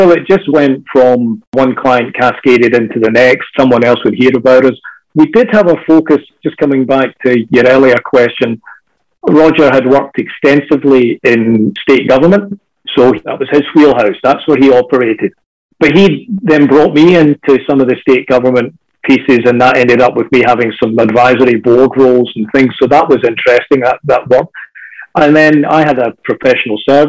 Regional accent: Scotland, United Kingdom; now in Australia; as a Scotsman

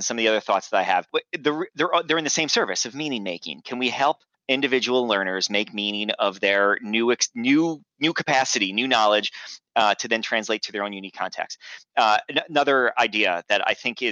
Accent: New York, United States; I grew up in New York, and on September 11th, 2001, I was living in New York

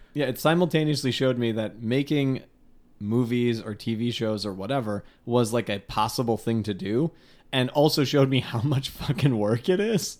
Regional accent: Palatine, Illinois, United States; I grew up in Palatine that had, that got so big somewhere in the nineties

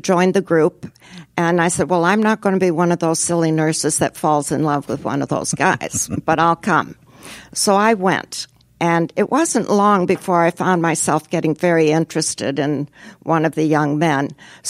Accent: Xi'an, Shaanxi, China; born there; Yes, I was born in China. My parents were missionaries in China. And so that accounted for it. And I was born in the city of Xi'an

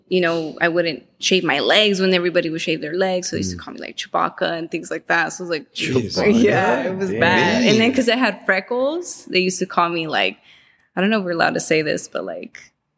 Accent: Panorama City, California, United States; In the Valley. Panorama.

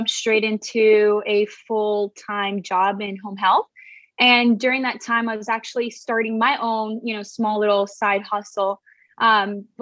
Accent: Miami, Florida, United States; moved away as an adult; also born or lived in Caracas, Venezuela / Los Angeles; now in San Diego, United States; I'm actually originally from Venezuela, Caracas, and I was raised in Miami, Florida

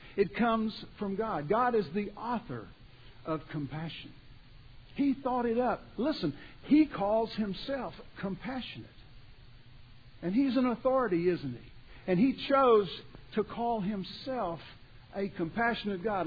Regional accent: Beaumont, Texas, United States; I grew up down around Beaumont, Texas.

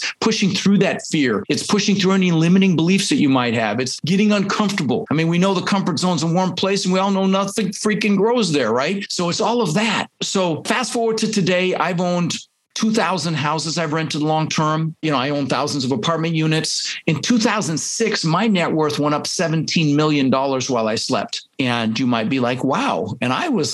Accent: Denver, Colorado, United States; English is a second language; also born or lived in Netherlands; I immigrated to this country when I was 6 years old. I was born in the Netherlands, you know, think wooden shoes and windmills, Holland. And we ended up in Denver, Colorado

